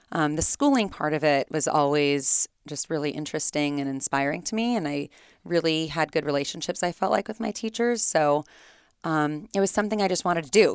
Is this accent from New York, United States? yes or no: no; Fullerton, California, United States; I grew up here in Fullerton